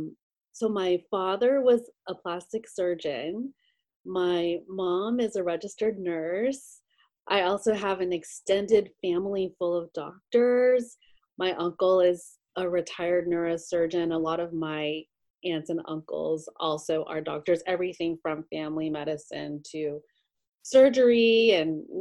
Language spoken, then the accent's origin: English; West Virginia, United States; moved away as an adult; now in Los Angeles, United States; I'm originally from West Virginia. Mm. I grew up there and went to medical school there